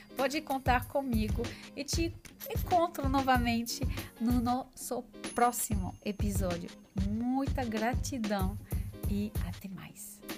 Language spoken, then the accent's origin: Portuguese; France; Portuguese is a second language; moved away; sou francesa